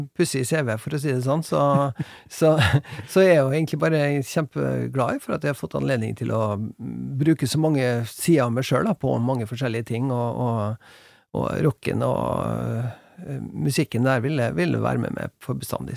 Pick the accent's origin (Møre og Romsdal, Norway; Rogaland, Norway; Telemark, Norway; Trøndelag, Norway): Møre og Romsdal, Norway; Molde; moved away; Vi bodde på, på hjemgården min på Hjelset utafor Molde